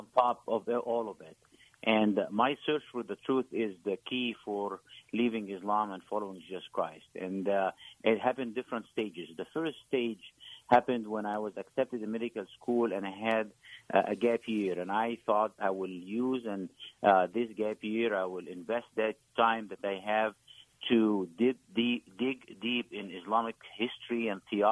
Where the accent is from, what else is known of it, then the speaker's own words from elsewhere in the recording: Egypt; moved away; I grew up in a in Egypt